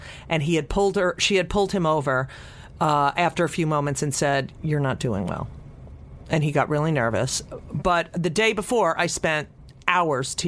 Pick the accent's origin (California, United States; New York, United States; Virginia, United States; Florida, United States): New York, United States; New York City; we're from New York City